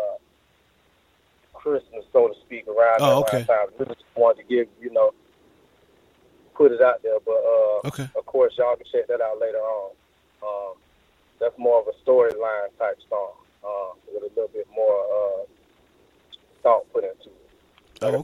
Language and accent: English; Atlanta, Georgia, United States; I live in Atlanta, Georgia. I'm from Atlanta, Georgia, South Side